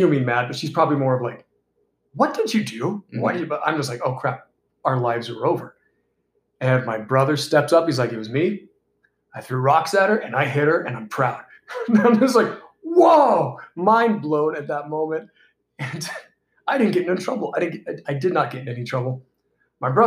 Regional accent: Georgia, United States; We grew up in Georgia and we had a lake behind our house

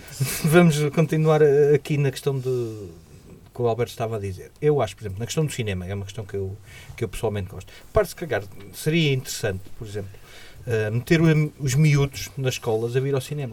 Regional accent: Portugal; como portugueses

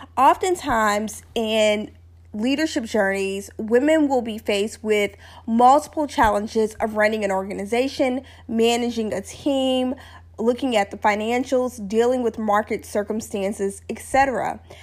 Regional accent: Louisiana, United States; where I grew up in Louisiana

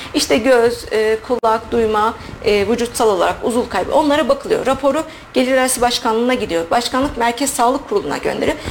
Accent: Sivas Province, Turkey

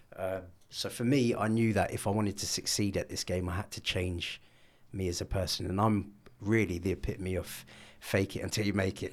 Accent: London, United Kingdom; I grew up in North London.

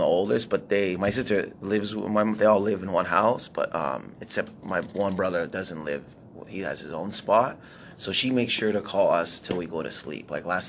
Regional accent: Windsor, Ontario, Canada; moved away; when I go back to visit in Windsor, where I grew up, I try to talk in Arabic to my parents. So they, you know, so I still have the language.

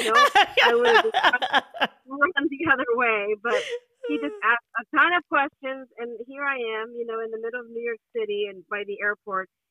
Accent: Honduras; English is a second language; moved away as an adult; I'm originally from Honduras in Central America, and I was studying architecture, minding my own business in Honduras

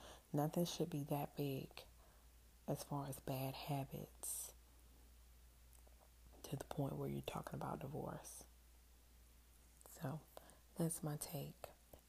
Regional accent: New Zealand; I am Kiwi.

